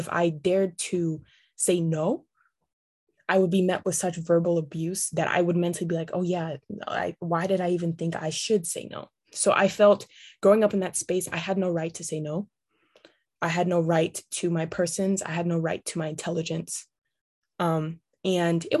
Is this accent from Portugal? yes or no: no; Brisbane, Queensland, Australia; now in Canada; I grew up in Australia, in a city that was very diverse, Brisbane.